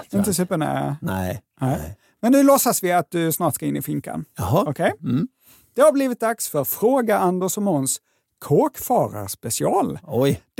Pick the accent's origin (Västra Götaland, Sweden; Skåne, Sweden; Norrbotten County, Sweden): Skåne, Sweden; accent: Scanian; Och jag förstår att min skånska kan få det att låta som om det här var kriminalvärden.se.